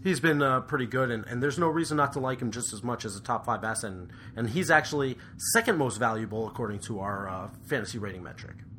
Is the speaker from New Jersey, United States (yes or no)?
yes; West Orange, New Jersey, United States; he's from my hometown. So shout out to West Orange, New Jersey